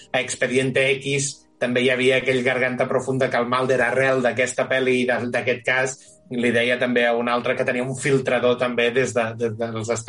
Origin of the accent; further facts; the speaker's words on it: Catalonia, Spain; Soc molt català, jo.